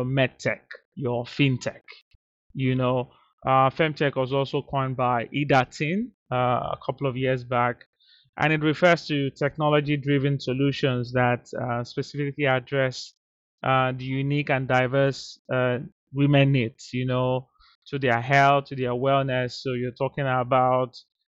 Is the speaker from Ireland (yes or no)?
no; Nigeria; moved away; rooted in my experience from Nigeria, my home country. You know, growing up in Nigeria